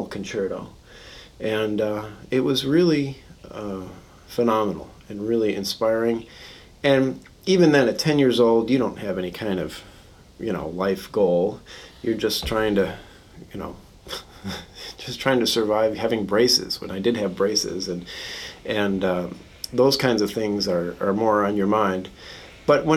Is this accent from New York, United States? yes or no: no; Chicago, Illinois, United States; I grew up in Chicago, or just outside Chicago, just west of the city